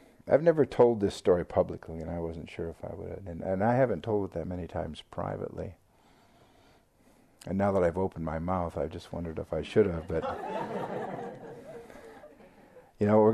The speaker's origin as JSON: {"language": "English", "town": "Seattle", "region": "Washington", "country": "United States", "tie": "born or raised there", "also_born_or_lived": "Thailand / England", "accent": "American", "moved": "as an adult", "said": "where I grew up in Seattle."}